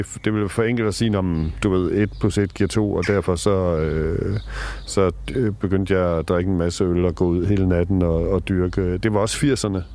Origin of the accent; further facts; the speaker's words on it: Denmark; i villaen derude i Rigskrup, hvor jeg voksede op